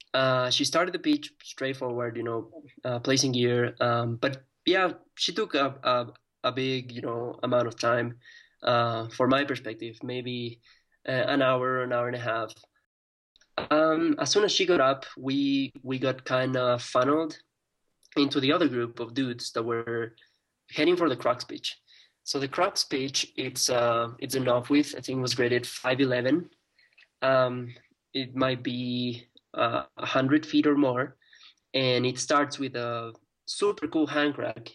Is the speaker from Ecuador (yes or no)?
yes; Ecuador; in my country in Ecuador